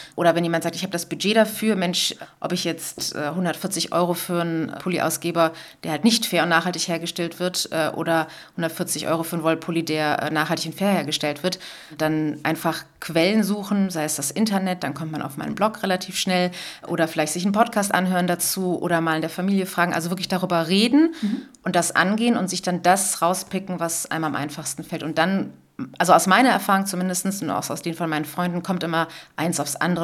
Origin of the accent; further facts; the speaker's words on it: Cologne, North Rhine-Westphalia, Germany; bei uns in Köln